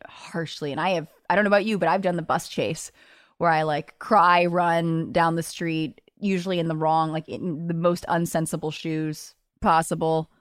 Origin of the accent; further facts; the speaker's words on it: Los Angeles, California, United States; moved away as an adult; now in New York, United States; I grew up in Los Angeles where, you know, I took the bus as a kid